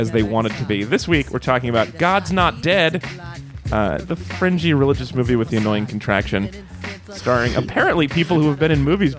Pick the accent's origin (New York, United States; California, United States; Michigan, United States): California, United States; Oakland; She's from San Francisco, but we're from Oakland.